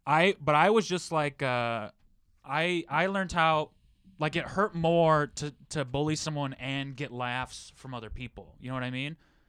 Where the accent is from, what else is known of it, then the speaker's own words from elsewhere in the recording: Michigan, United States; I grew up in Michigan?